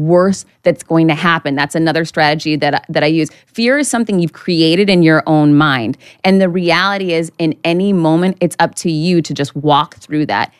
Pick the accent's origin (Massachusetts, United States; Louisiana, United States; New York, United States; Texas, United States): Massachusetts, United States; Worcester; now in Miami Beach, United States; I grew up right outside of Boston in Worcester, Mass.